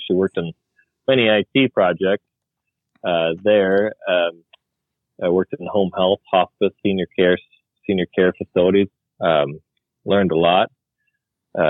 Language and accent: English; Midwest, United States; moved away as an adult; also born or lived in Michigan; now in Portland, United States; I'm from the Midwest.